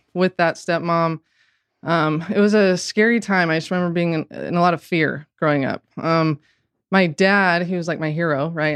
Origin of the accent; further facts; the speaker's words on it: Orem, Utah, United States; of the church growing up in Orem, Utah